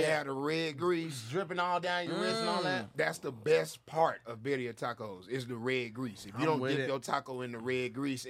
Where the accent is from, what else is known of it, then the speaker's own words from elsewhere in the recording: Texas, United States; I'm from Texas.